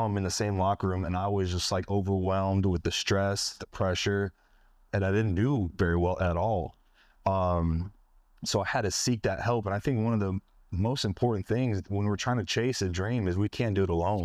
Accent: Northern California, United States; moved away; I'm from California

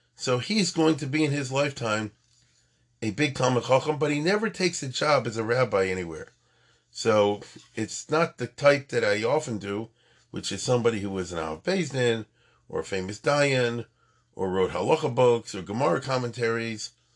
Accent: United States; we were born in America, but our parents came not that long before from Europe after the Holocaust

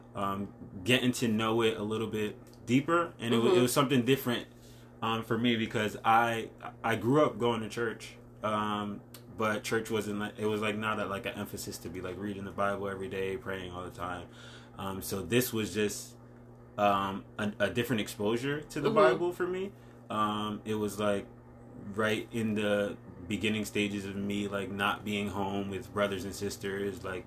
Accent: Stamford, Connecticut, United States; also born or lived in Stratford, Connecticut; I was born in Stanford

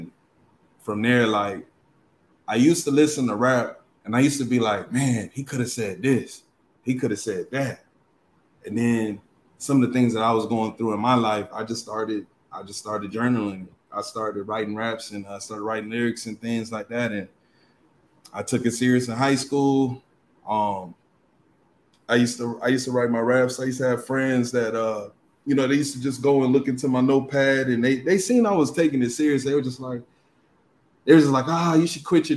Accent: Austin, Texas, United States; also born or lived in Galveston, Texas; I'm originally from Galveston, Texas, but I'm born and raised. I'm raised here in Austin, Texas

